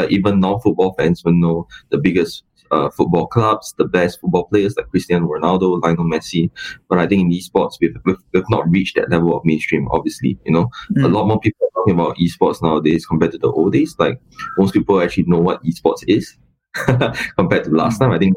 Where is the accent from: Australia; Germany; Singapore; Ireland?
Singapore; I'm Singaporean, and when I came into the Vietnam market